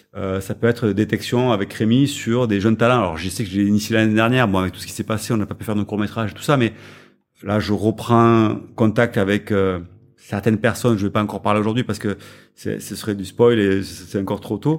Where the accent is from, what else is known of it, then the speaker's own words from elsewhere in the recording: France; on est français